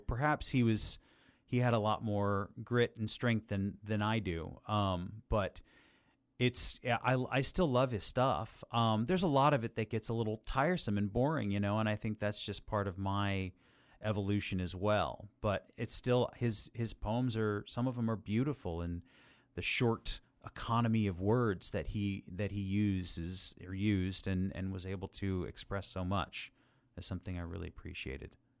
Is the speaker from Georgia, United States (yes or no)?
no; Las Vegas, Nevada, United States; moved away as an adult; also born or lived in Southern California; I grew up in Las Vegas, Nevada.